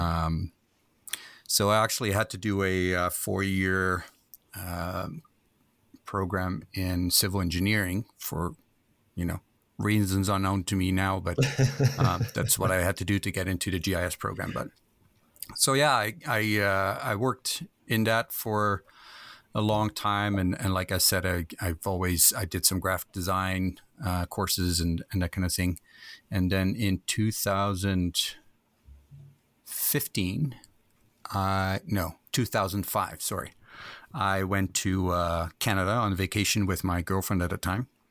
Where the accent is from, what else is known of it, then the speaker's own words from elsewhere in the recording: Netherlands; moved away as an adult; I was born in Holland, in a small little town, uh, Eiselmeiden. And, um, lived there for about twenty years